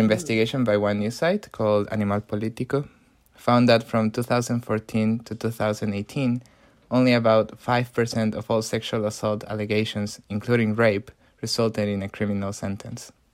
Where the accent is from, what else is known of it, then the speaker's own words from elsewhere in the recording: Mexico City, Mexico; my hometown of Mexico City.